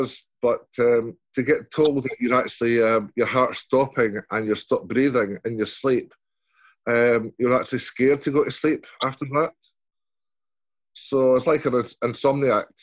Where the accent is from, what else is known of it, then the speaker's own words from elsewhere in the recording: Scotland, United Kingdom; I'm Scottish